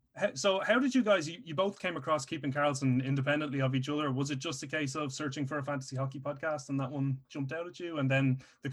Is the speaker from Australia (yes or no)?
no; Dublin, Leinster, Ireland; I'm from Dublin, Ireland. We don't even have an ice rink in this country